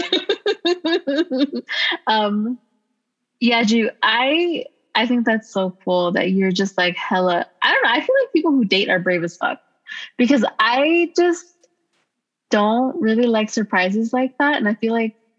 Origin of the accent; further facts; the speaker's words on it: Los Angeles, California, United States; I'm from Los Angeles